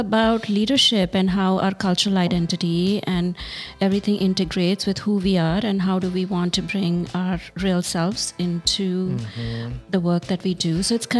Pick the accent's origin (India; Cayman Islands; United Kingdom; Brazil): India; Hyderabad, Telangana; moved away; also born or lived in Bangalore, India; I grew up in Hyderabad Hyderabad and Bangalore.